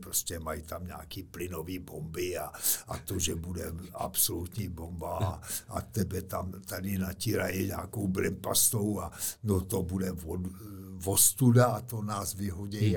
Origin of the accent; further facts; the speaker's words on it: Czechia; my Češi, kaskadeři